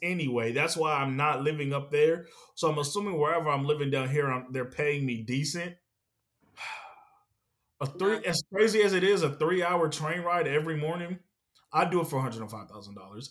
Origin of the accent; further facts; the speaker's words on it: NoVA, Virginia, United States; growing up in Nova